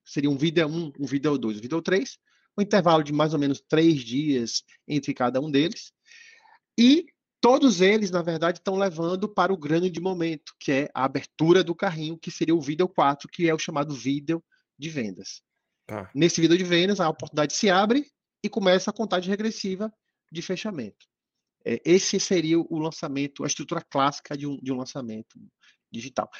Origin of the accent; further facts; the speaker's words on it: Bahia, Brazil; Eu estou em Salvador, Bahia, né? Sou baiano